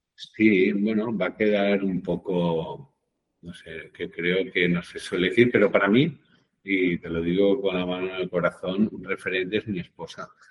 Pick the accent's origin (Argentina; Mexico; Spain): Spain; Catalonia; como buen catalán